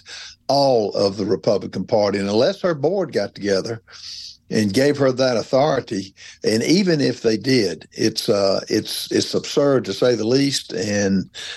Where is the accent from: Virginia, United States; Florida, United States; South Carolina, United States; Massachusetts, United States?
South Carolina, United States; We're all from South Carolina